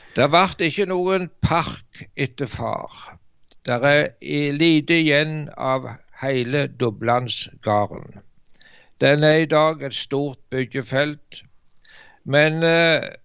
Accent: Varhaug, Rogaland, Norway; så gikk det en stor vekkelse over heimbygda mi på Varhaug på Jæren

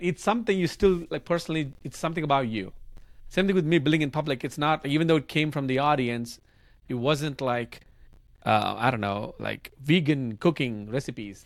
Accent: India; English is a second language; moved away as an adult; my English was terrible back then 'cause I grew up in India

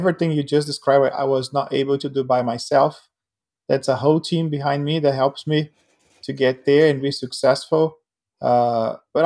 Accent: São José dos Campos, São Paulo, Brazil; moved away; Originally from Brazil, in a small city, not small city, mid-sized city called San José dos Campos in São Paulo state

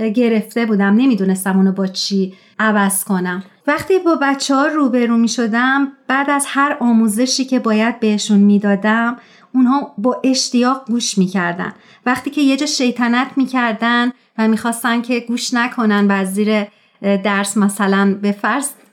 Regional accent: Tehran, Tehran Province, Iran; moved away; در شهر تهران و در یک خانواده جمعیت به دنیا اومدم

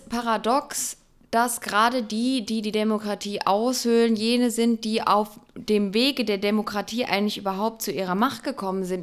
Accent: Electoral Palatinate, Baden-Württemberg, Germany; Ich Kurpelzer

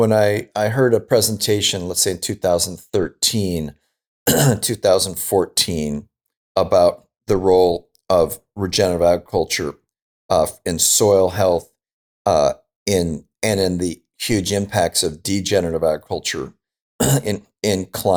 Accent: Pasadena, California, United States; I grew up in Pasadena in Southern California.

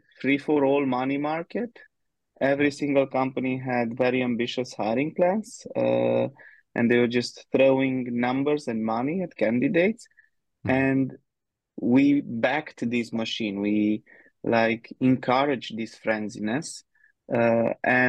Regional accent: Romania; moved away as an adult; now in Budapest, Hungary; I'm originally from Romania. Been living in Budapest in Hungary for the past almost eight years now

